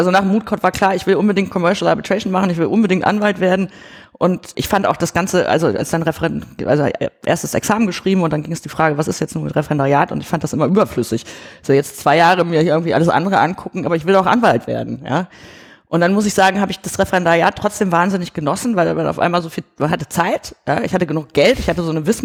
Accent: Germany; weil ich bin ja in Deutschland irgendwie groß geworden

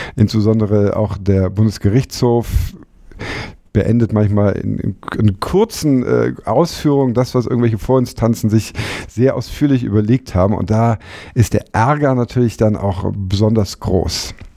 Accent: Frankfurt, Hesse, Germany; moved away as an adult; also born or lived in Hamburg; ich komme aus, aus Frankfurt

